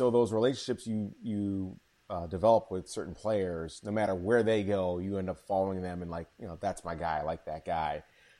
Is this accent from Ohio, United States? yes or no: no; Chicago, Illinois, United States; moved away as an adult; also born or lived in Chattanooga, Tennessee / Miami / New York; now in Philadelphia, United States; I grew up in Chicago, so my first love growing up was baseball. I was a Cubs fan like crazy. I left Chicago in 94.